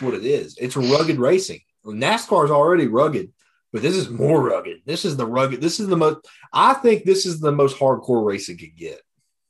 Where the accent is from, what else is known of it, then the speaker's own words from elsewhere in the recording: East Tennessee, United States; Okay, so we're all from East Tennessee.